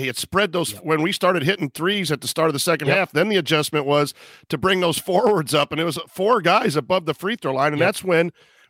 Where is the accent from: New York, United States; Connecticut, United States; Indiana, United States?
Indiana, United States; Kokomo; even though I'm from Kokomo.